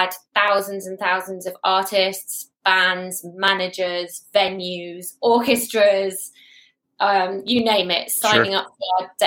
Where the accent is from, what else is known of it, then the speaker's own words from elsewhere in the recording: United Kingdom; also born or lived in England / New Zealand; I'm British and I normally live in England, but we're having a sabbatical 18 months in New Zealand at the moment.